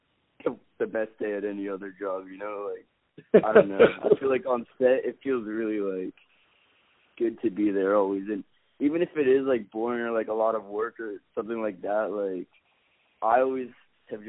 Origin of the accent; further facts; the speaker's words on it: Seattle, Washington, United States; I grew up in Seattle